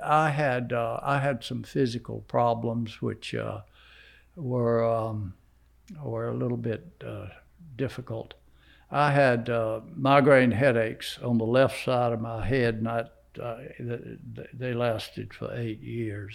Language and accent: English; South Carolina, United States; I'm from South Carolina